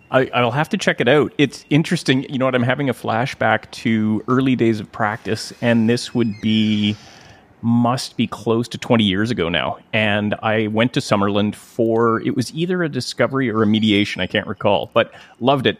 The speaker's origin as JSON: {"language": "English", "town": "Gibsons", "region": "British Columbia", "country": "Canada", "tie": "born or raised there", "said": "I've just joined recently a little pipe band here in my hometown of Gibson's"}